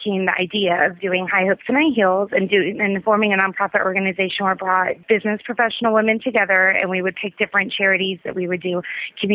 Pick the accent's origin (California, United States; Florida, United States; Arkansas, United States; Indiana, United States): Florida, United States; Tampa; I was born in Tampa, and I went to private Catholic school all my life. I went to the Academy of the Holy Names from kindergarten to 12th grade.